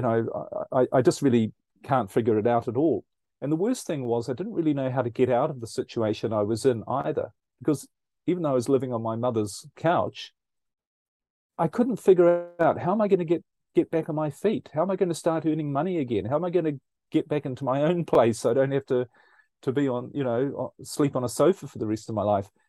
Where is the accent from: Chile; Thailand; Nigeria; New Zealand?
New Zealand; now in Europe; I'm originally, as you might pick up from my accent, I'm originally from New Zealand, um, but currently I live in Europe